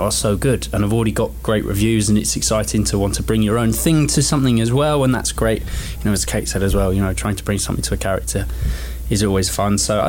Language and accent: English; London, United Kingdom; I'm not from around here. I'm from London